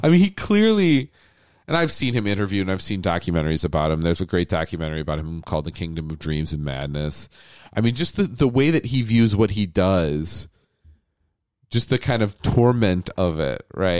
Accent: United States; I grew up on Disney animation, just like every American kid

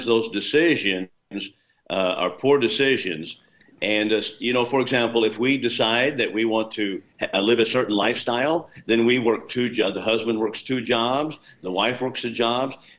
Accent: Chandler, Arizona, United States; I'm from Chandler, Arizona

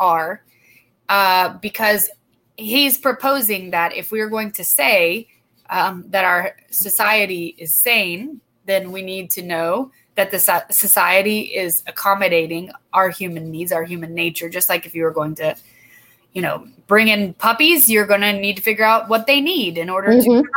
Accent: Douglasville, Georgia, United States; Douglasville, my hometown

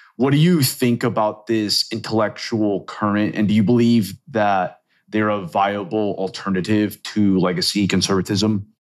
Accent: Venezuela; moved away; also born or lived in Chile / Texas; I'm actually originally from Venezuela, actually, and I've lived, like, in countries like Chile

